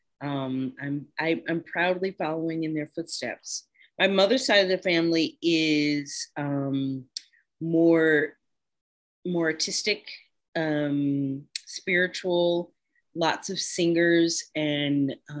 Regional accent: Houston, Texas, United States; moved away as an adult; also born or lived in Birmingham, Alabama / Chicago, Illinois; now in New York, United States; I was born in Birmingham, Alabama, but I grew up in Houston, Texas as a child

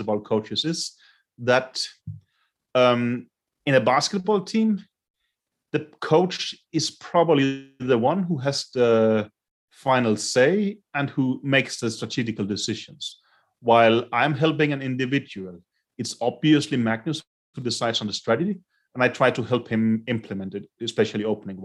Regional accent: Denmark; moved away as an adult; now in Lithuania; I get to go to my home country

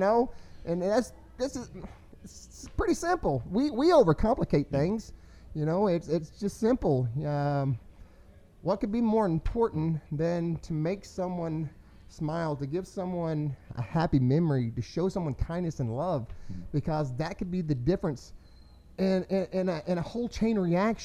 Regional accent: Denton, Texas, United States; I was born here in Denton

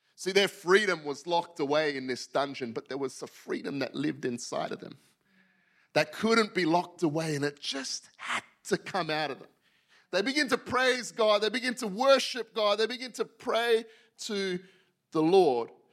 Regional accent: Western Australia, Australia; moved away as an adult; also born or lived in Yokohama, Japan; I'm from Western Australia

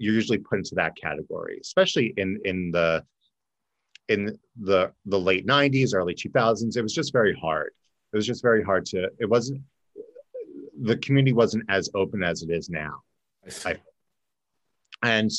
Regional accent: New Jersey, United States; now in Florida, United States; I originally grew up in Jersey, South Jersey by Philly.

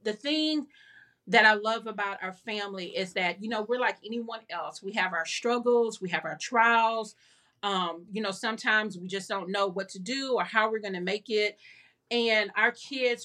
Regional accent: Houston, Texas, United States; moved away as an adult; also born or lived in Lake Charles; I was born and raised in Houston

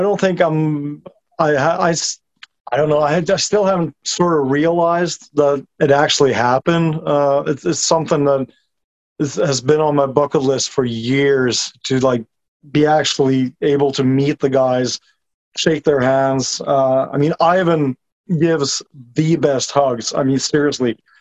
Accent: Norway; I'm a 37 year old construction worker from Norway. Uh, been living here my whole life.

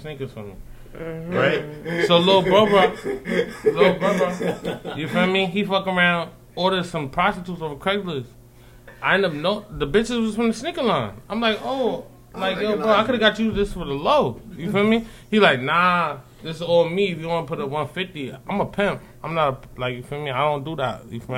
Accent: New York City, New York, United States; I'm from Harlem, you feel me? But, like, I be all over the East Coast, huh?

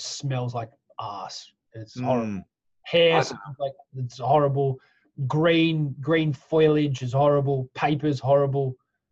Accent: Australia; now in United Kingdom; I'm Australian. I'm an Australian citizen

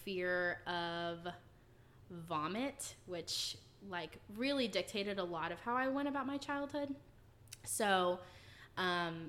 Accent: Fort Worth, Texas, United States; I was born and raised in Texas. I was born in Fort Worth, and I lived there for the first 10, 11 years of my life.

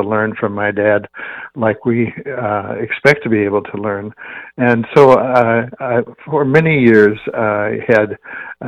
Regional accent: Wakefield, Nebraska, United States; moved away; I grew up in Wakefield, Nebraska, which is a town of about 1,000

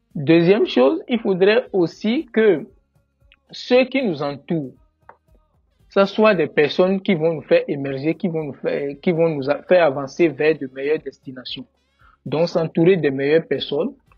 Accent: Benin; moved away as an adult; now in Canada; je suis béninois

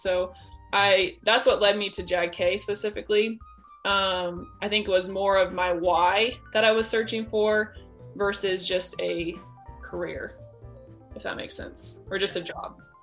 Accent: McPherson, Kansas, United States; also born or lived in Nebraska / Colorado / Oklahoma / Leavenworth, Kansas; I lived in McPherson since I was about four or five years old, um, somewhere around there. And so it basically was my home. Um, so not born there, but raised there all the way through grade school, um, K through 12

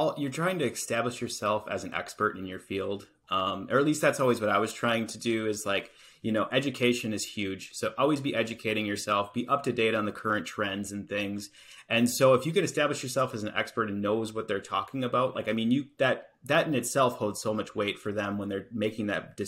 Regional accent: Appleton, Wisconsin, United States; you're from Appleton, Wisconsin, which is where I'm from.

